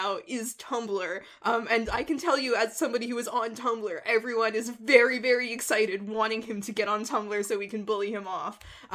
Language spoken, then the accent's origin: English; Canada; moved away; I learned my French in school in Canada. Like I went to a high school that was 100% French